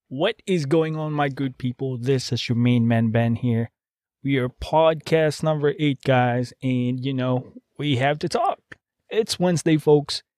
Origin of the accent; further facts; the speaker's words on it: Philippines; now in United States; I'm a Filipino